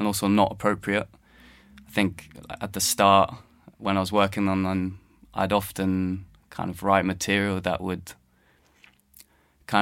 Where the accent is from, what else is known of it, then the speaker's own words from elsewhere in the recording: London, United Kingdom; I was born and based in London. I grew up in London